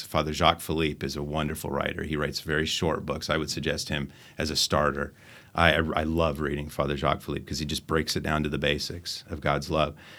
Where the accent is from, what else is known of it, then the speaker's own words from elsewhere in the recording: Phoenix, Arizona, United States; moved away; I'm from Phoenix, Arizona